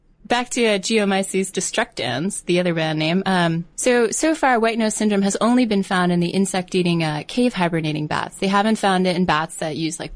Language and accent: English; Northeast, United States; growing up in the Northeast